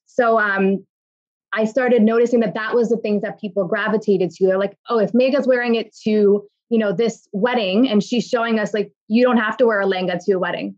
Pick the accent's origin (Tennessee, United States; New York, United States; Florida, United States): New York, United States; I'm a daughter of immigrants, and I was born and raised in New York